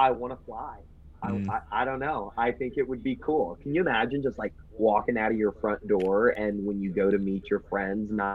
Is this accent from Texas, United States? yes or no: yes; Texas, United States; I'm a Texan